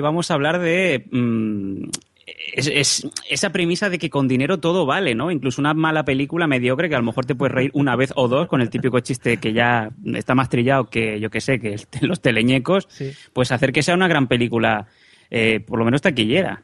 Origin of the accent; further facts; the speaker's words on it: Catalonia, Spain; siendo catalán